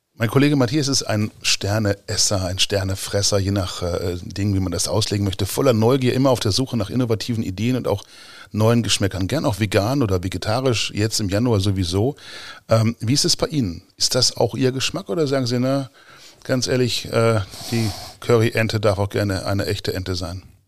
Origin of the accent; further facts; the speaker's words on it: Gifhorn, Lower Saxony, Germany; also born or lived in Braunschweig; bin ja Gifhorner von Geburt aus